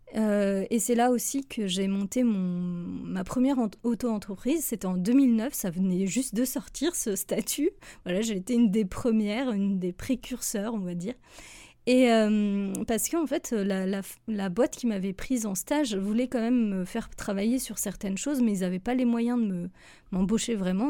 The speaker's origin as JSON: {"language": "French", "country": "France", "also_born_or_lived": "Switzerland", "moved": "as an adult", "said": "en tant que Française"}